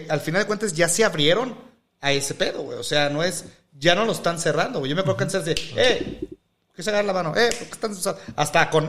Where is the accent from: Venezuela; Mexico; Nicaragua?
Mexico; Pero es que esto hasta pasa como mexicanos, amigo.